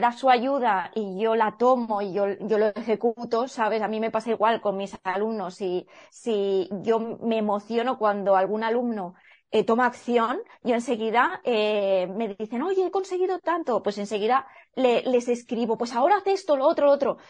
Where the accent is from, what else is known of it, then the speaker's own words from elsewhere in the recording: El Campello, Valencian Community, Spain; moved away as an adult; also born or lived in Edinburgh; podría haberme quedado en mi pueblo, que yo soy de Campello Alicante